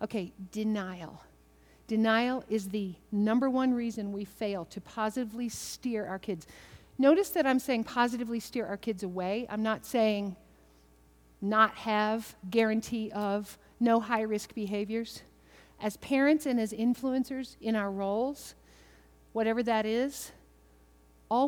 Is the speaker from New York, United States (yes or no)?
no; Kentucky, United States; I'm from Kentucky